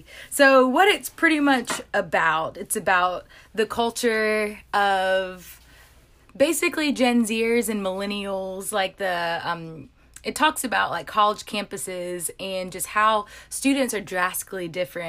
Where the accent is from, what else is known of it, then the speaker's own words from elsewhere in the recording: Atlanta, Georgia, United States; I'm from South Atlanta.